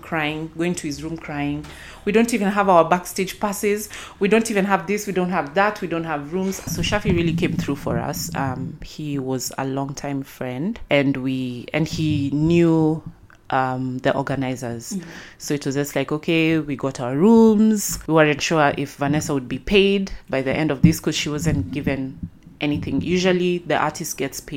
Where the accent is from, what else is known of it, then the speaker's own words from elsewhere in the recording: Nairobi, Kenya; I'm from Nairobi, Kenya.